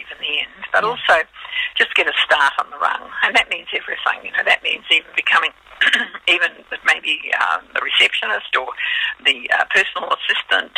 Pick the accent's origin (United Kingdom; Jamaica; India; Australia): Australia; now in New Zealand; I'm Australian, living in New Zealand.